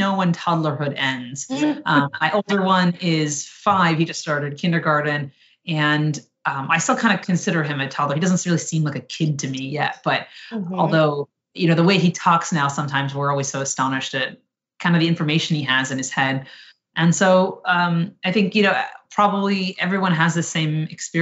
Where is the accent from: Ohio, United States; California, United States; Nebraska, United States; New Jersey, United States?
New Jersey, United States; I grew up in New Jersey.